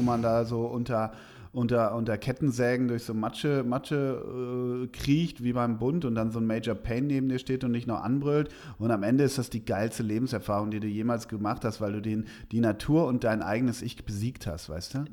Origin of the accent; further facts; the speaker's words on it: Schalke region, North Rhine-Westphalia, Germany; Ich komme ja grob aus der Region.